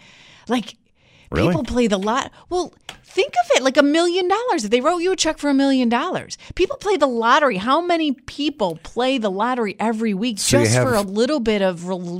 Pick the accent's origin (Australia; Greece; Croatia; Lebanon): Greece; I grew up in Greece. Let me see. Do we want Greece to look ugly?